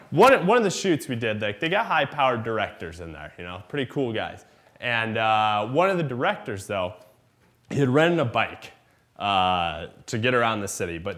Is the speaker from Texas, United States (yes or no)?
no; Iowa, United States; I'm from Iowa